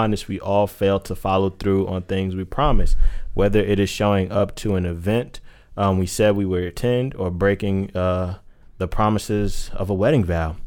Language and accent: English; New York, United States; I'm from that culture. I'm from New York